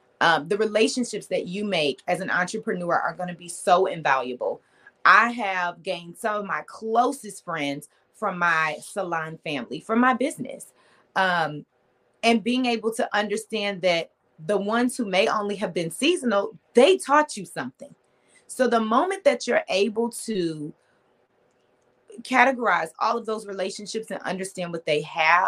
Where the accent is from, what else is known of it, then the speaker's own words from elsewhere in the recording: Detroit, Michigan, United States; Yes, I did. Born and raised.